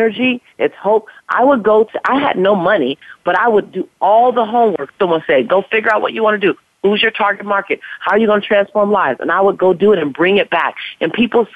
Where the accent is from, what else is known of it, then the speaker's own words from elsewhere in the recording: Los Angeles, California, United States; African-American woman, born and raised in South Central Los Angeles